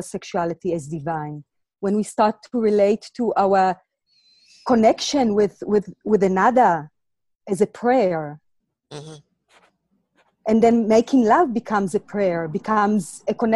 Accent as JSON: {"language": "English", "country": "Israel", "tie": "born or raised there", "also_born_or_lived": "Latvia", "moved": "yes", "lives_now": "South Africa", "said": "I was born in Latvia and grew up in Israel"}